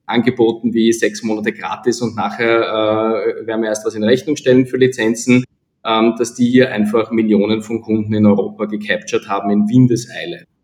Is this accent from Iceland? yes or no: no; Austria; ich sage natürlich als Österreicher österreichische Lösungen